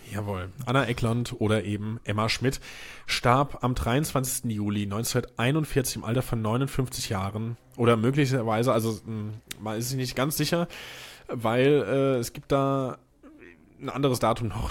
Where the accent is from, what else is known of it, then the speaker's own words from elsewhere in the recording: Hesse, Germany; now in Mainz, Germany; Äh, zugezogener Mainzer. Bin ja auch Hesse